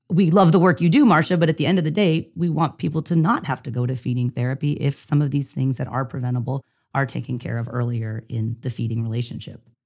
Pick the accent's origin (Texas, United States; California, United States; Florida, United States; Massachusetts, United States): California, United States; San Diego; I was from San Diego